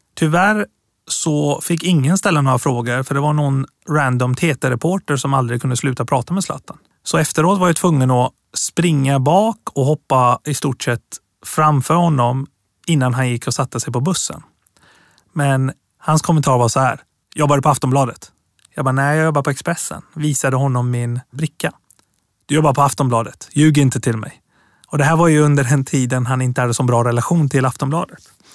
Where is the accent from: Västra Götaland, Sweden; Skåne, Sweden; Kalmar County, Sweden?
Västra Götaland, Sweden; Gothenburg; Swedish is a second language; moved away as an adult; also born or lived in Tehran, Iran / Piteå, Sweden; now in Stockholm, Sweden; Jag är uppväxt i Göteborg, men bor i Stockholm sedan